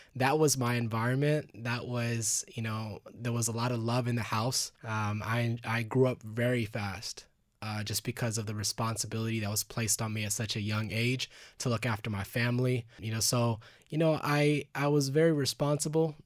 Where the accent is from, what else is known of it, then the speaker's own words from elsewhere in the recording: Garland, Texas, United States; also born or lived in Dallas, Texas / Los Angeles, California; now in Austin, United States; I lived in Garland, uh, Texas, which is a little outside of Dallas